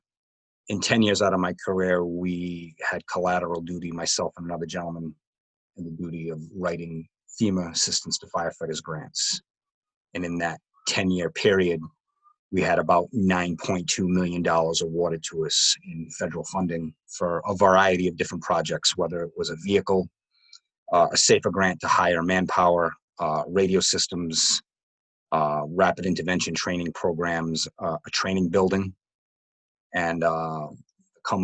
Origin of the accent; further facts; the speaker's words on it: Rhode Island, United States; moved away as an adult; now in Connecticut, United States; I'm from the Northeast, originally from Rhode Island, born and raised